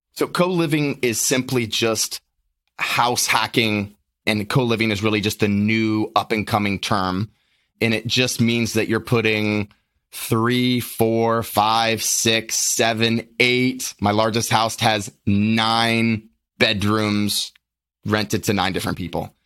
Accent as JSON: {"language": "English", "town": "Lynchburg", "region": "Virginia", "country": "United States", "tie": "born or raised there", "said": "born and raised in Lynchburg, Virginia"}